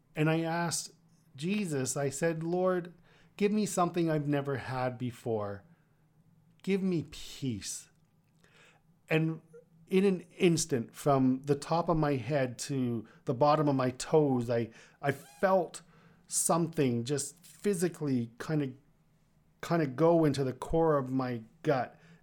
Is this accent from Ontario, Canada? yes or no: yes; Kitchener, Ontario, Canada; also born or lived in Toronto; my hometown at that time in, in Kitchener